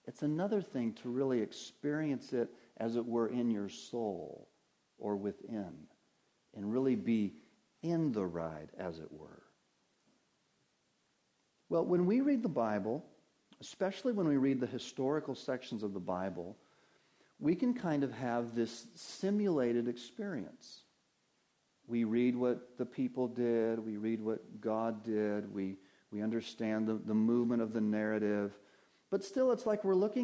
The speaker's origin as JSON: {"language": "English", "town": "Denver", "region": "Colorado", "country": "United States", "tie": "born or raised there", "said": "I grew up in Denver, Colorado"}